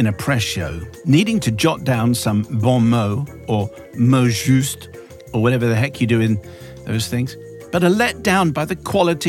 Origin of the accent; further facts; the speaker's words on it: Plymouth, South West England, United Kingdom; I grew up in Plymouth in the 1980s, where my parents had a friend called Julian, who was in the Merchant Navy.